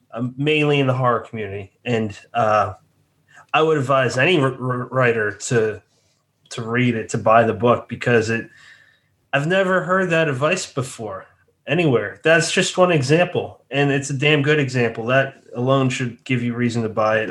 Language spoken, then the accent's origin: English; Massachusetts, United States; also born or lived in South Jersey; now in New Jersey, United States; near my hometown in Massachusetts